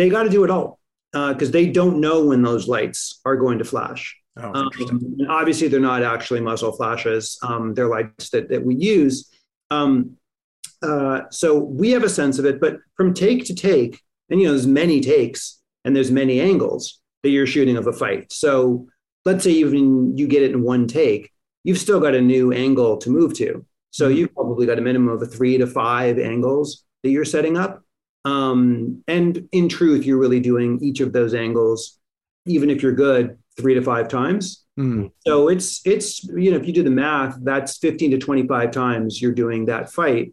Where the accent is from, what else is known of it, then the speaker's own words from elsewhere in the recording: Los Angeles, California, United States; We shot Mr. and Mrs. Smith in Los Angeles. It's the only film I've ever shot in my hometown